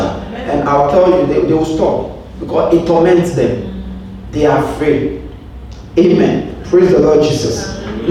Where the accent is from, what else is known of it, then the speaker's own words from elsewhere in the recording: Ghana; moved away; I grew up in Ghana